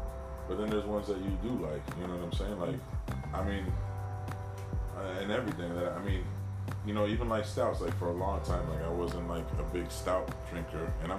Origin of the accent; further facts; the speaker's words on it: New Jersey, United States; growing up in Jersey